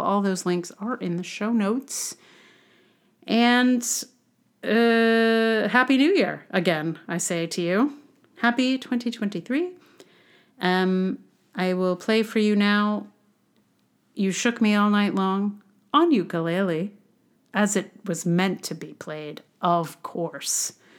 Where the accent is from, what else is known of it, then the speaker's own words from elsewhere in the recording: Charlottesville, Virginia, United States; now in New York City, United States; I am from Charlottesville.